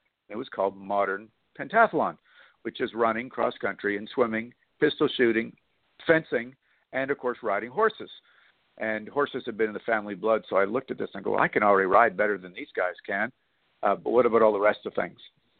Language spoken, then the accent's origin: English; Canada; now in -; I actually spent 6 months in your city, in San Antonio, as a Canadian guest of the U.S. training center down there at Fort Sam Houston for modern pentathlon